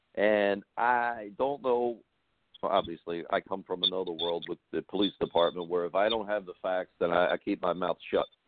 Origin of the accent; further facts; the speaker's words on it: Baltimore, Maryland, United States; Where I grew up in Baltimore